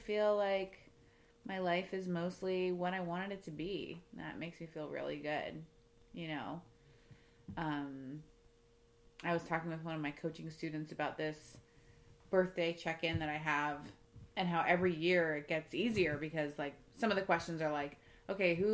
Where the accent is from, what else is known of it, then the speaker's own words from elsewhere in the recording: Florida, United States; moved away as an adult; I grew up in Florida